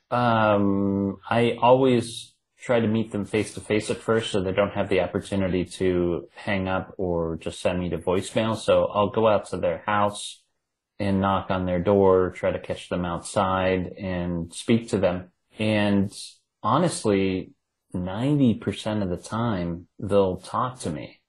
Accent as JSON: {"language": "English", "region": "Ohio", "country": "United States", "accent": "Ohio", "said": "my Ohio accent"}